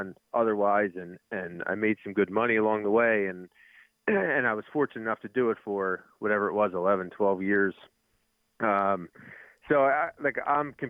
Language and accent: English; Philadelphia, Pennsylvania, United States; I'm from Philly